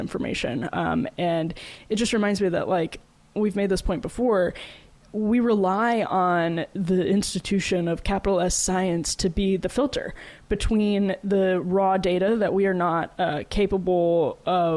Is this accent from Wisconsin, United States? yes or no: yes; Wisconsin, United States; I'm from Wisconsin